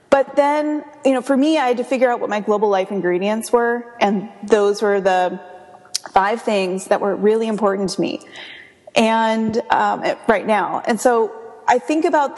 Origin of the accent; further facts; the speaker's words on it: United States; I live in a completely different part of the United States than where I grew up